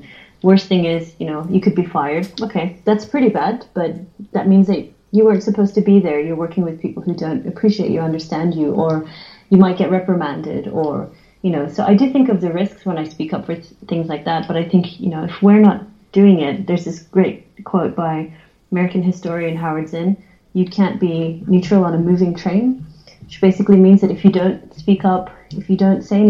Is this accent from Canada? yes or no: no; Australia; I'm from Australia, which is a massive sport country